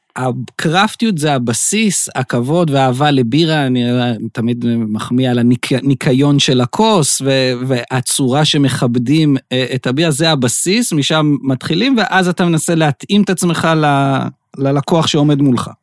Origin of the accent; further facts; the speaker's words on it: Beersheba, Southern District, Israel; אני באר שבעי